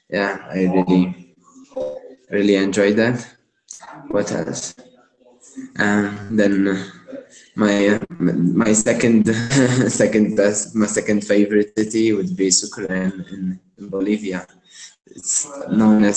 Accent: Malta; moved away as an adult; am from Malta originally. It's a small island close to Italy

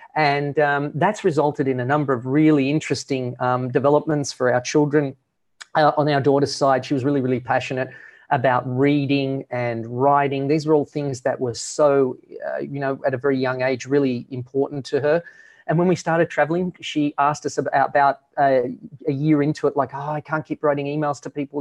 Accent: Australia; moved away as an adult; we're originally from Australia

